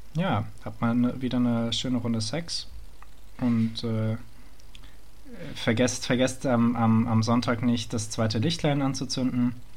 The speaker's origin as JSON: {"language": "German", "town": "Frankfurt am Main", "region": "Hesse", "country": "Germany", "moved": "yes", "said": "ich bin Frankfurter"}